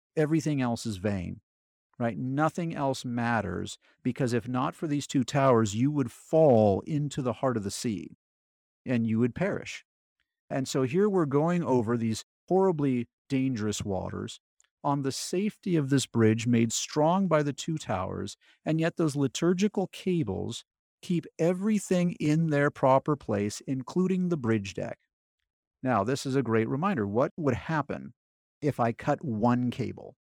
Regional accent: California, United States; moved away as an adult; I grew up in California

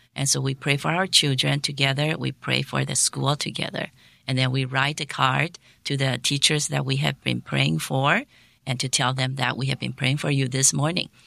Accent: Taiwan; moved away as an adult; also born or lived in Hong Kong; now in South Korea; I am a, a native Taiwanese.

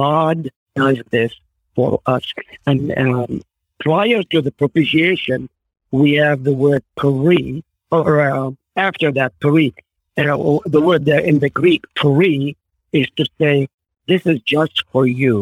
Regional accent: Israel; first language Arabic; English is a second language; moved away; I grew up in Israel, so I'm thankful for the Hebrew knowledge that I have

